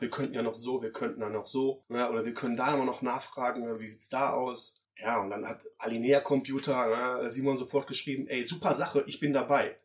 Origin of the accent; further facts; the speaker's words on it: Duisburg, North Rhine-Westphalia, Germany; Ich bin halt ein Ruhrpott-Kind, ja? ja. Ich bin auf, auf, Kohle, auf Kohle groß geworden